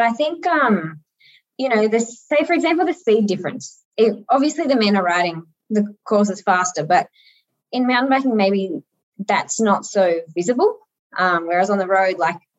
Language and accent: English; Australia; as an Aussie